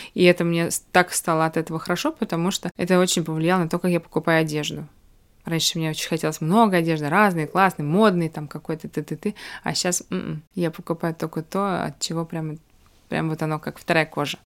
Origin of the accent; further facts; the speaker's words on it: Baku, Azerbaijan; moved away; хорошая знакомая в Баку, когда я приезжаю, это мой родной город